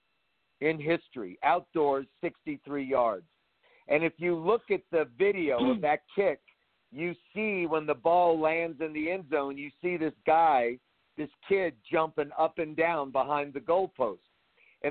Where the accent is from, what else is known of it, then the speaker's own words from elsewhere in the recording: New Orleans, Louisiana, United States; And I was born in New Orleans